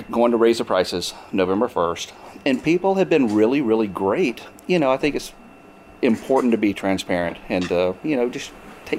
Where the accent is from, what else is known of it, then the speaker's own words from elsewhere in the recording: Mississippi, United States; now in Missouri, United States; so I grew up in Mississippi. We had 13 pecan trees on our property.